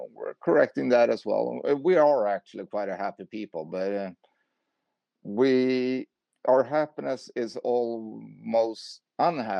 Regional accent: Sweden; I'm from Sweden

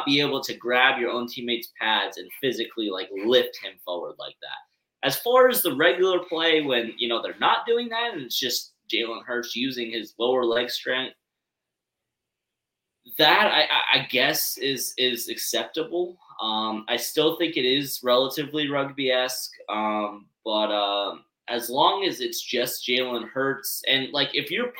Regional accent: Gainesville, Florida, United States; my hometown Florida Gators.

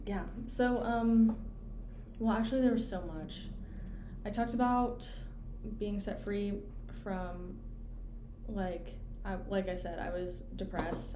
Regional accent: Clemson, South Carolina, United States; I grew up in Clemson

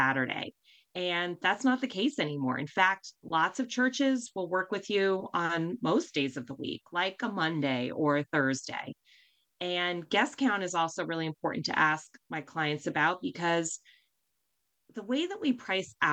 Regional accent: New Jersey, United States; I'm from New Jersey

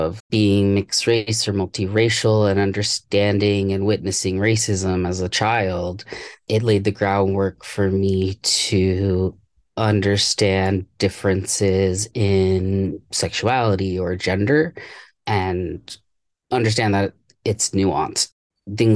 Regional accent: Washington, United States; also born or lived in Virginia; we moved from Virginia when I was around 6 or 7. We moved back to Washington State

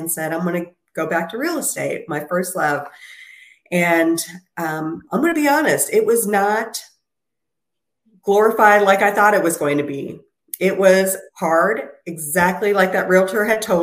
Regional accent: Minneapolis, Minnesota, United States; moved away; That's where I'm originally from, Minneapolis, Minnesota

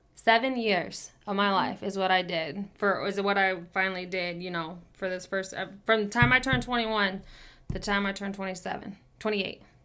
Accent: Kansas City, United States; I was born and raised in Kansas City, have been here my whole entire life

